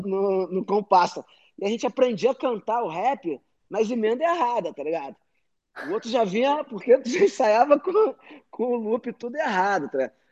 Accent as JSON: {"language": "Portuguese", "region": "Rio de Janeiro", "country": "Brazil", "said": "eu vim, eu venho da zona norte do Rio de Subúrbio"}